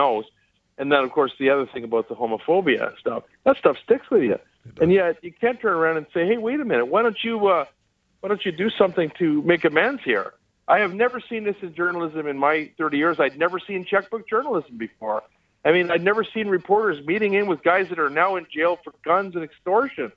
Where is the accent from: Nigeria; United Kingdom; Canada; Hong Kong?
Canada; as a Canadian